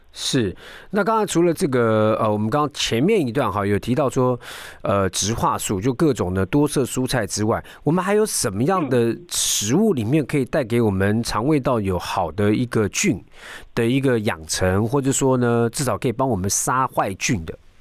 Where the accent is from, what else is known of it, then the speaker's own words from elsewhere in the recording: Taiwan; 我们台湾人好像还蛮多人喜欢小酌啦